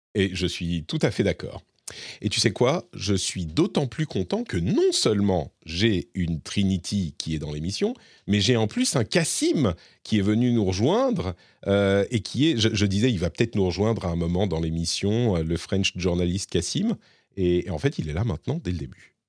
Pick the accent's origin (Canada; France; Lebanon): Lebanon; moved away; je suis né au Liban et j'ai passé beaucoup de temps euh, au Liban